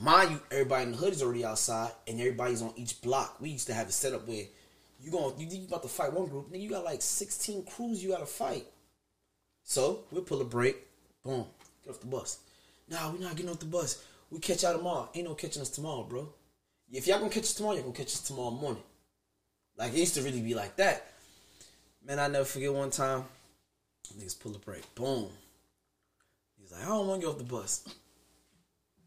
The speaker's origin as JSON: {"language": "English", "town": "New York City", "region": "New York", "country": "United States", "said": "I'm from South Jamaica, Queens"}